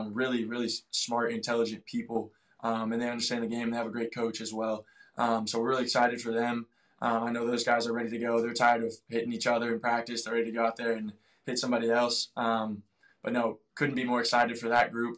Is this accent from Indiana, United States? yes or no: yes; Indianapolis, Indiana, United States; growing up in Indianapolis, obviously very familiar with Butler